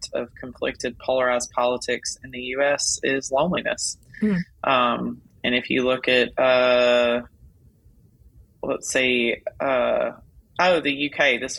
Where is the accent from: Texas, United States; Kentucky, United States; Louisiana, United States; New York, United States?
Louisiana, United States; I'm from Louisiana